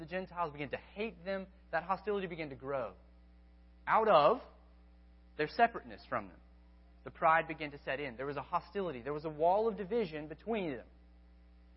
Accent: United States; I'm still an American

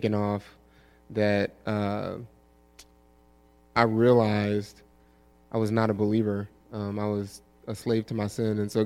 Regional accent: New Orleans, Louisiana, United States; moved away as an adult; I'm originally from New Orleans, Louisiana. Grew up in New Orleans East and left in 2004 for college

